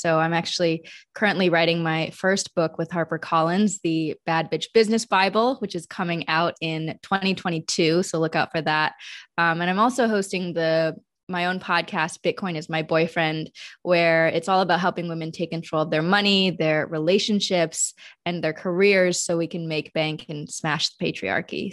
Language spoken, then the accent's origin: English; Madison, Wisconsin, United States; I was born in Madison, Wisconsin, which was a really white area, you know, as one of the few Chinese families um, growing up in that space